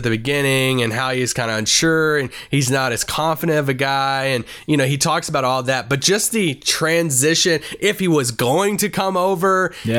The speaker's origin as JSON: {"language": "English", "region": "Kentucky", "country": "United States", "said": "I'm from Kentucky."}